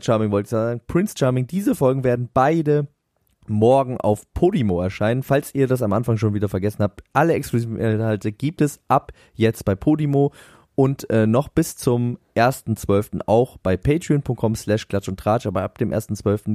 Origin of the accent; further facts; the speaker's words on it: Northern Germany, Germany; bei uns in Norddeutschland